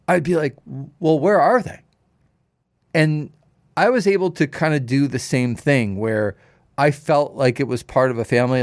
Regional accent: Toronto area, Ontario, Canada; when I grew up in the Toronto area

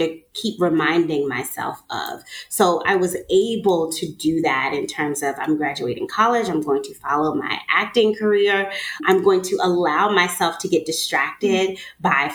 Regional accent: New York, United States; now in Atlanta, United States; I'm from New York.

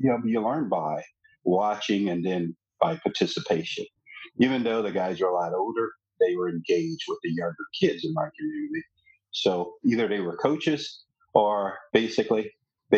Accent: Shreveport, Louisiana, United States; now in Dallas, United States; As a kid growing up there

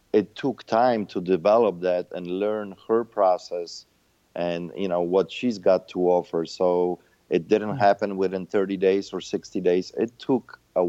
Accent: Chicago, Illinois, United States; Chicago, obviously my hometown

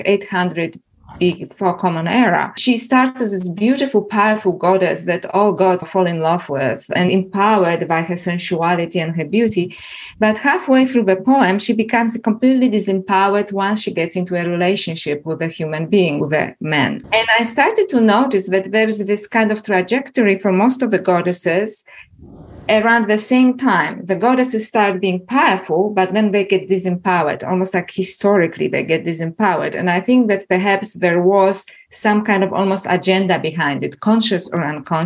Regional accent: Poland; English is a second language; moved away; also born or lived in Toronto, Canada / Melbourne, Australia; as you can probably feel from my accent, I was originally born in Poland and I was brought up as a Catholic

